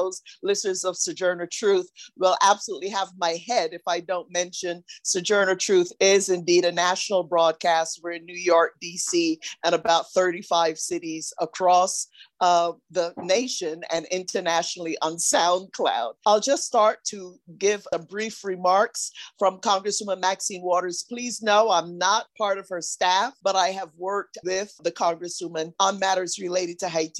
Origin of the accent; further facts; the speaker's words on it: Barbados; Barbados, my home country